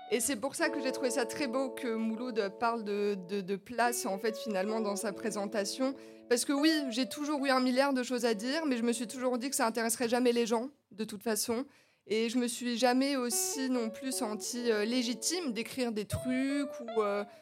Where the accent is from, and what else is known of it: Épinal, Grand Est, France; moved away as an adult; now in Nancy, France